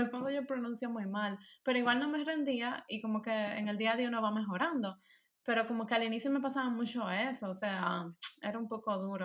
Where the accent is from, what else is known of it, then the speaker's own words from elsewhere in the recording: Dominican Republic; first language Spanish; moved away as an adult; now in Germany; Cuando yo vivía allá